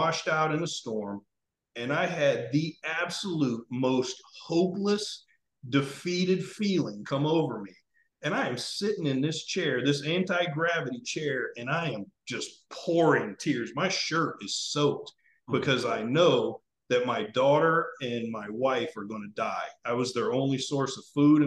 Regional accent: South Florida, United States; I grew up in South Florida

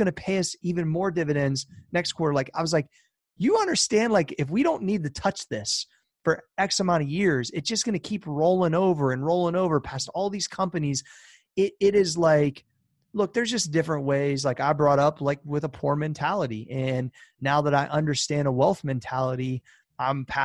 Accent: Columbus, Ohio, United States; I'm from Columbus

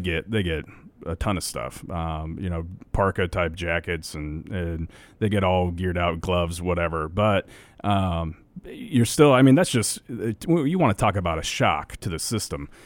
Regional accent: Nebraska, United States; we grew up in Nebraska.

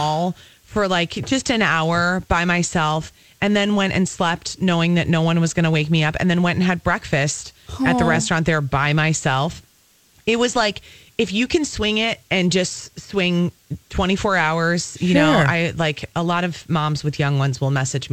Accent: Minneapolis–Saint Paul, Minnesota, United States; I was born and raised here in the Twin Cities

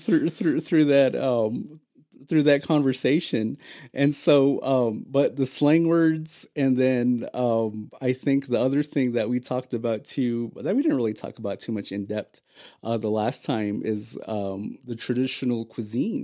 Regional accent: Hopi Reservation, Navajo side, Arizona, United States; we're from the opposite end of the reservation.

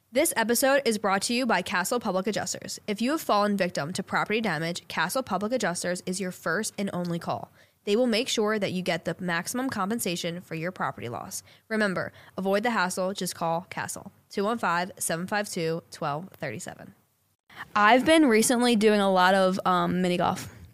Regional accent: Bensalem, Pennsylvania, United States; growing up in Ben Salem

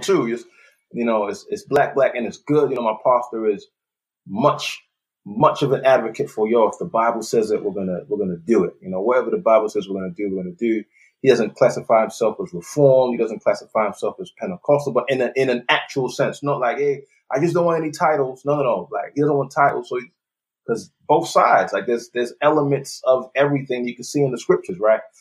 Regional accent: London, United Kingdom; moved away as an adult; also born or lived in Nigeria; now in Texas, United States; I was born in Nigeria. I lived there till I was nine years old. So I'm soaking that up. Then I moved to, to London, England when I was nine. Uh, lived there for the majority of my childhood and, and adult life.

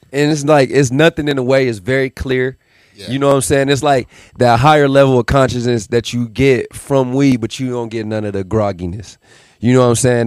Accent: Las Vegas, Nevada, United States; also born or lived in Milwaukee, Wisconsin; So born there, and then I moved here to Vegas when I was 11

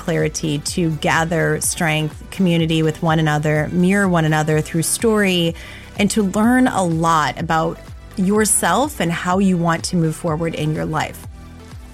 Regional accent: Black Earth, Wisconsin, United States; moved away; I grew up in Black Earth

